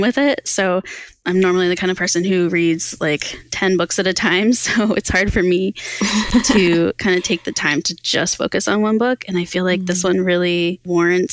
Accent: Pennsylvania, United States; Pennsylvania, which is my home state

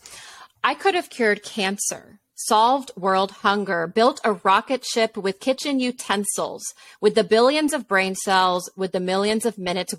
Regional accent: a suburb of Tampa, Florida, United States; grew up in a town in a suburb of Tampa

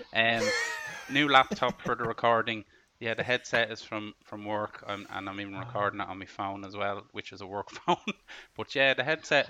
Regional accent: Ireland; I know I'm Irish

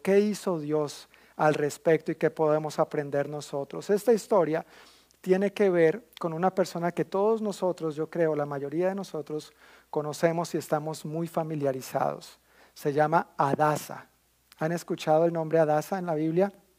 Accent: Colombia; como colombiano he vivido muchísimos comentarios de toda índole

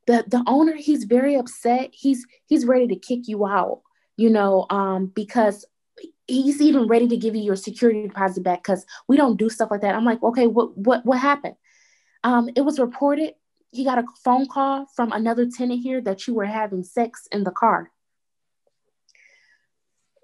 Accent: Detroit, Michigan, United States; I am from Detroit, Michigan. I always stayed in Detroit

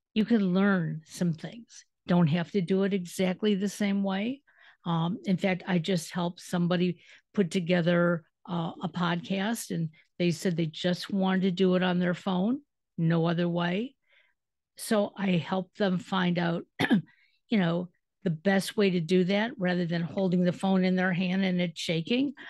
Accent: Detroit, Michigan, United States; moved away as an adult; now in Cleveland, United States; I'm originally from Detroit

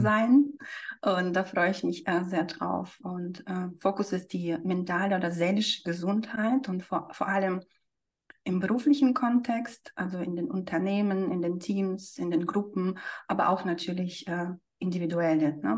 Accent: Siberia, Russia; moved away; also ich bin selbst in Sibirien geboren, ne? ich bin ein sibirisches Mädchen

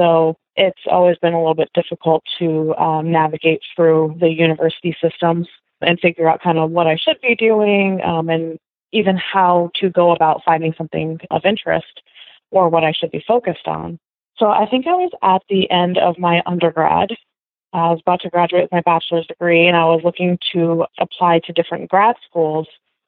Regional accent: Salem, Oregon, United States; moved away; also born or lived in Kansas; I grew up in Salem, Oregon, the capital of Oregon

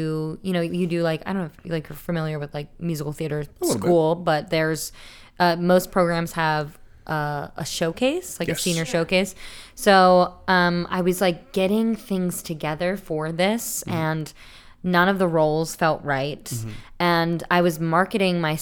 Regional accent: Smithville, New Jersey, United States; moved away; Originally from South Jersey

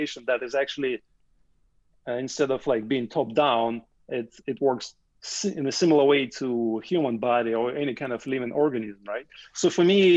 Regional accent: Russia; moved away as an adult; now in Canada; I grew up in the Soviet Union

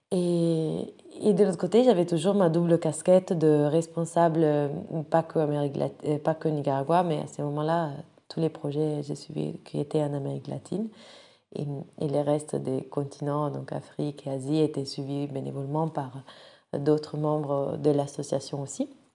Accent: Rome, Lazio, Italy; moved away as an adult; now in France; je viens de Rome

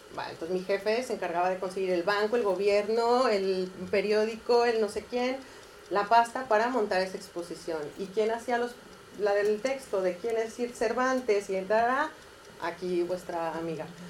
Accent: Mexico; moved away as an adult; also born or lived in Catalonia, Spain; now in Spain; Ah, nací en México. Llevo también aquí como 14 años

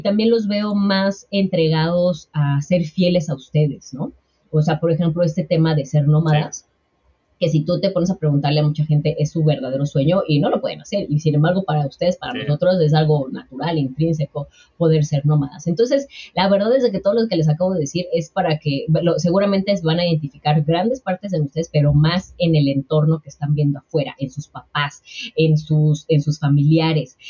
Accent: Mexico; la mayoría de los mexicanos y de los latinoamericanos vamos con esta

